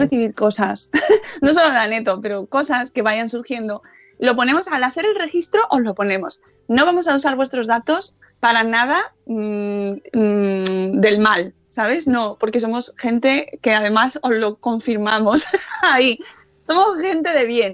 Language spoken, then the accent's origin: Spanish; Guijo de Santa Bárbara, Extremadura, Spain; mi pueblo en Cáceres, Guijo de Santa Bárbara